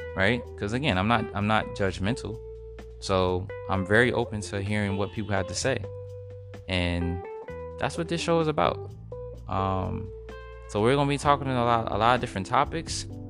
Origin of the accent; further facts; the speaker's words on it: Edison, New Jersey, United States; also born or lived in Brooklyn, New York; I was born in Brooklyn, New York, raised in Edison, New Jersey